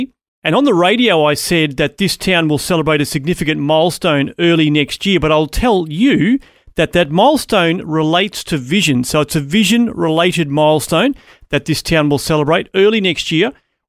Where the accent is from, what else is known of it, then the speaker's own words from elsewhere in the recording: Australia; But I'm Aussie born and bred.